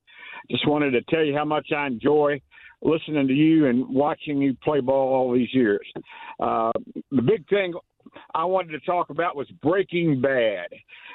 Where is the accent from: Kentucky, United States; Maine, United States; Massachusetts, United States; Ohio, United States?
Kentucky, United States; Louisville; now in Florida, United States; I'm originally from Louisville, Kentucky.